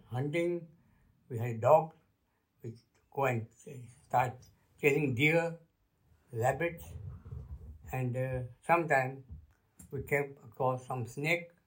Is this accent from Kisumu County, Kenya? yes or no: yes; Kisumu, Kisumu County, Kenya; first language Luo; English is a second language; moved away as an adult; also born or lived in Luanda, Kenya / Nairobi, Kenya / Mbale, Uganda; I was born in Kenya, place called Kisumu, on 22nd January 1935 that my father was station master in a small village called Luanda, a small station where I grown up.